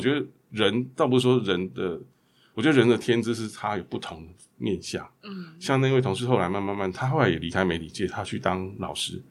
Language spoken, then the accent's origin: Chinese; Taipei, Taiwan; 我从小在台北长大